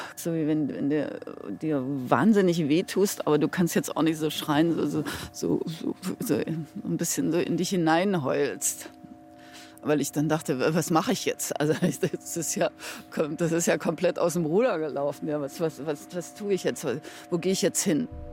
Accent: Halle, Saxony-Anhalt, Germany; moved away; Ich wollte jetzt nach Halle zurück, weil das war ja meine Heimatstadt

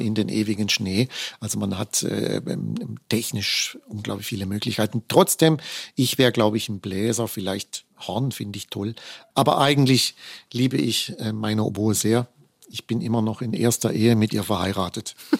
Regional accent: Offenburg, Baden-Württemberg, Germany; in meiner Heimatstadt Offenburg an der Musikschule

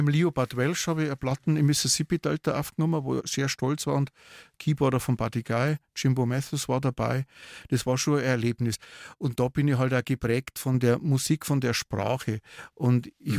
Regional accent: Regensburg, Bavaria, Germany; born or raised there; also born or lived in Waldsassen; now in Neumarkt in der Oberpfalz, Germany

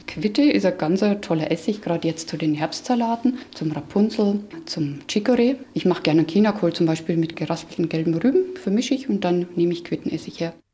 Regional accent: Straubing, Bavaria, Germany; now in Franconia, Germany; Ich komme aus Straubing das hört man noch, denke ich, das kommt noch ganz schön durch.

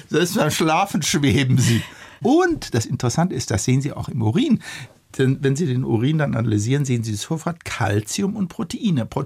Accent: Germany; Wir als Deutsche, wir waren ja ganz weit

